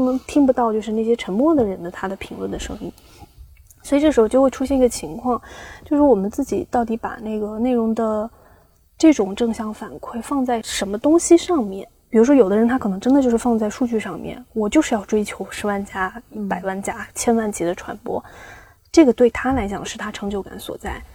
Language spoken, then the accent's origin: Chinese; Xiamen, Fujian, China; 我是厦门的嘛